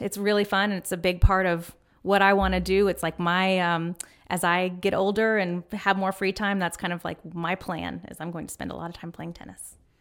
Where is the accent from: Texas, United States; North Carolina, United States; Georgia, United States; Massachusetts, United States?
North Carolina, United States; Winston-Salem; I grew up in North Carolina with my dad in Winston-Salem